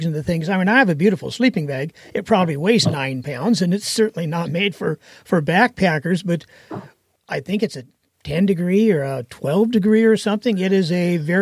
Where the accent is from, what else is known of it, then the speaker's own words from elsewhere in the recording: Portland, Oregon, United States; also born or lived in Wyoming; I grew up in Portland, Oregon for the most part, lived in Wyoming for a couple of years as a teenager.